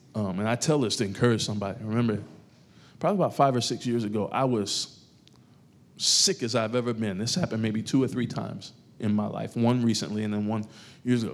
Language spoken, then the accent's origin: English; New York, United States; moved away; I grew up in New York, a part of my life.